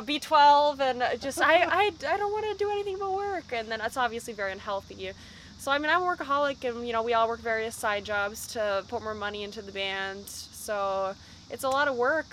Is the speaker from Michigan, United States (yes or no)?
no; Minneapolis, Minnesota, United States; We're from Minneapolis, Minnesota